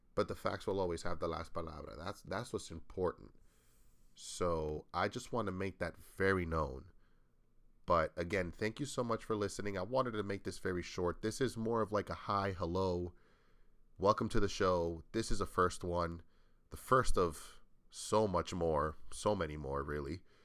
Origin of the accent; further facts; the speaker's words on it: New England, United States; I come from the U S, again, I'm from New England, from the Northeast